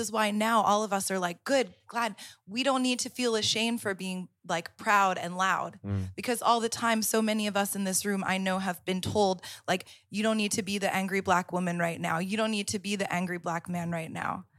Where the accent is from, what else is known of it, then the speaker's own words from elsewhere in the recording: Florida, United States; moved away as an adult; now in Amsterdam, Netherlands; I grew up in the South. I grew up in Florida